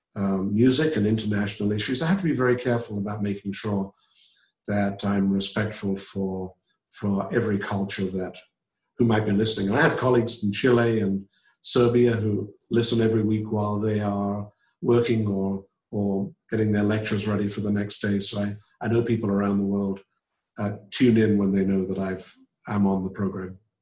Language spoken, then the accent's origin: English; England, United Kingdom; moved away as an adult; also born or lived in London / Auburn, Alabama; now in United States; I was from England